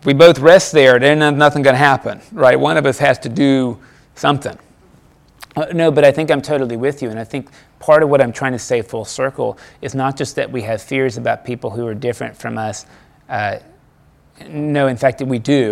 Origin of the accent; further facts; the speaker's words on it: United States; As an American